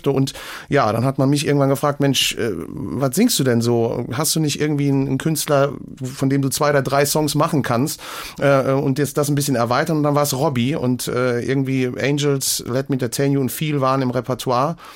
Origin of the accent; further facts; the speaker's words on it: Hamm an der Sieg, Rhineland-Palatinate, Germany; also born or lived in Siegen; Ja, äh, quasi im Umkreis Hamm an der Sieg, also dem Reifeisenort und äh, ja, äh, dort groß geworden und in Wissen zur Schule gegangen